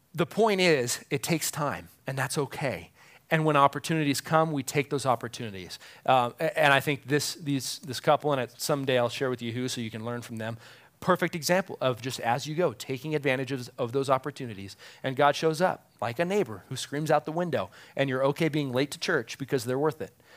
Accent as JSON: {"language": "English", "country": "United States", "said": "as American moms and dads"}